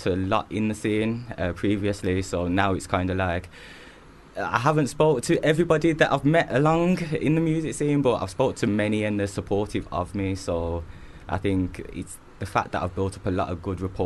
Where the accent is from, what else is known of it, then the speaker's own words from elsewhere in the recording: Wolverhampton, West Midlands, United Kingdom; I'm from Wolverhampton